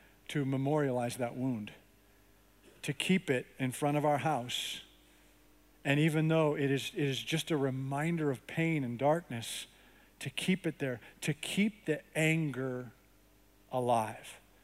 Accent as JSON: {"language": "English", "country": "Canada", "tie": "born or raised there", "moved": "yes", "lives_now": "United States", "said": "I grew up in Canada"}